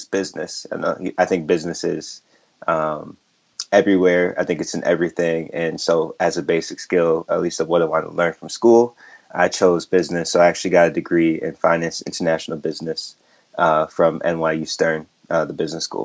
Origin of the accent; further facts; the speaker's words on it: St. Paul, Minnesota, United States; moved away as an adult; also born or lived in New York; I grew up in the Midwest, St. Paul, Minnesota, as a first generation Nigerian.